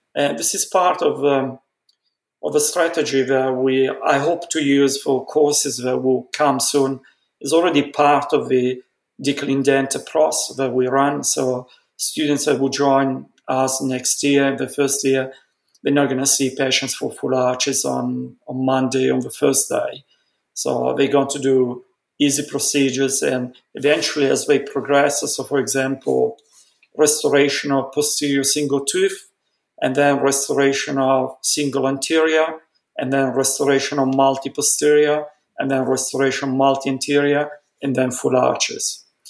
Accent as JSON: {"language": "English", "town": "Milan", "region": "Lombardy", "country": "Italy", "tie": "born or raised there", "moved": "yes", "said": "growing up in Milan, growing up in Milan was an accident. My family is originally from Venice, and then my parents, uh, grandparents in particular, thought that Venice wasn't the place for growth, development my mom wanted to be into fashion industry so very very early my parents moved to milan i was born in milan"}